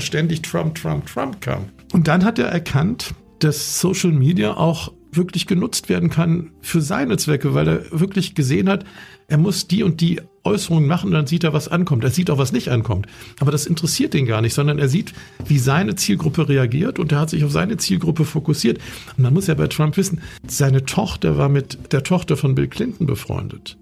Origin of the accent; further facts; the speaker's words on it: Bonn, North Rhine-Westphalia, Germany; also ich bin in Bonn aufgewachsen